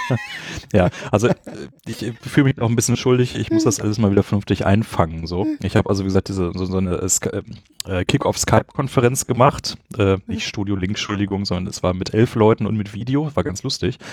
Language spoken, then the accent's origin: German; Bochum, North Rhine-Westphalia, Germany; moved away as an adult; also born or lived in Essen / Göttingen; now in Berlin, Germany; geboren bin ich aus Essen, nein, in Essen und dann bin ich eigentlich aus Bochum von der Sozialisation her und dann studiert in Göttingen und jetzt in Berlin